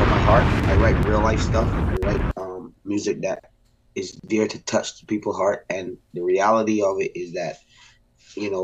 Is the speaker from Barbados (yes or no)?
yes; Barbados; I grew up in Barbados